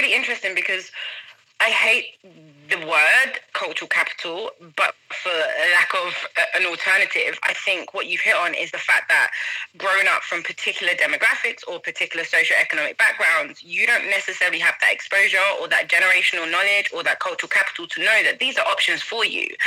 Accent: London, United Kingdom; moved away as an adult; growing up in London, I was able to, you know, grow up with a number of people from different backgrounds

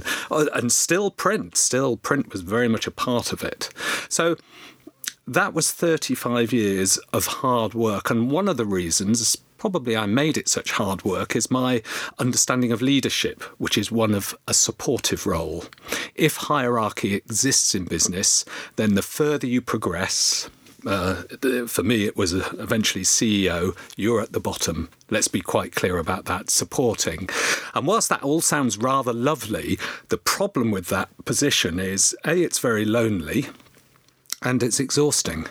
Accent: Oxford, South East England, United Kingdom; I grew up in Oxford, Oxfordshire

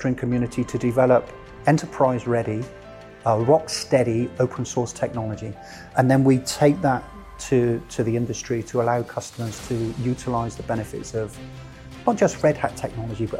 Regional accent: Bristol, South West England, United Kingdom; moved away as an adult; I was born in the UK, born in the Southwest in a place called Bristol, spent about 18, 20 years of my life there, grew up there

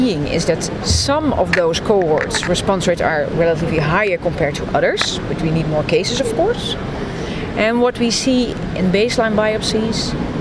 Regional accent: Amsterdam, North Holland, Netherlands; I'm from Amsterdam, the Netherlands

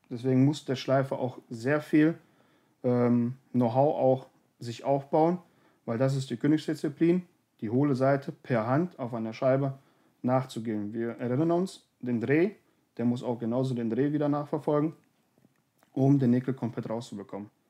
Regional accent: North Rhine-Westphalia, Germany; Berge und Täler, wir kommen ja aus dem Bergischen

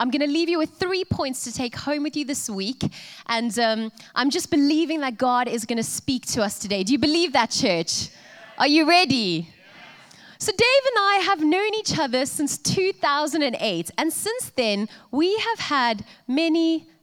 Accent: Cape Town, Western Cape, South Africa; moved away as an adult; now in Coventry, United Kingdom; being South African and hailing from the city of Cape Town, I come from a country

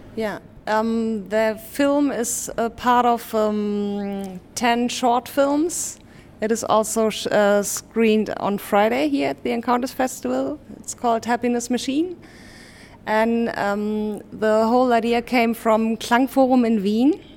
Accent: Hamburg, Germany; in Hamburg, my hometown

